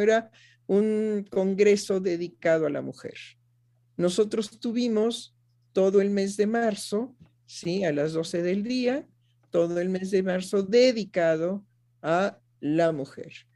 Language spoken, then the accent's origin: Spanish; Mexico; en mi país, en México